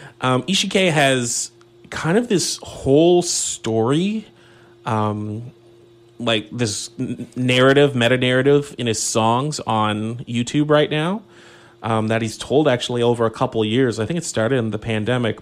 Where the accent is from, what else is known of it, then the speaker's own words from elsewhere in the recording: Saint John, New Brunswick, Canada; now in Sackville, Canada; My hometown, my alma mater